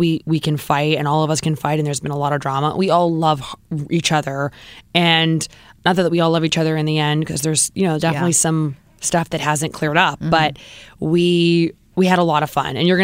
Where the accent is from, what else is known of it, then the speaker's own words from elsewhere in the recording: Southern California, United States; moved away as an adult; also born or lived in New York City; now in California, United States; We grew up in Southern California